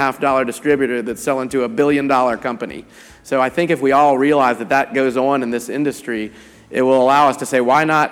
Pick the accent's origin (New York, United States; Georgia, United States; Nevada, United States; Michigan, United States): Georgia, United States; Atlanta; I was born and raised in Atlanta